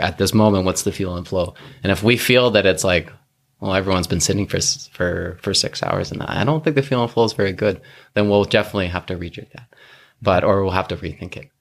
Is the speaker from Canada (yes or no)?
yes; North Vancouver, British Columbia, Canada; I grew up in North Vancouver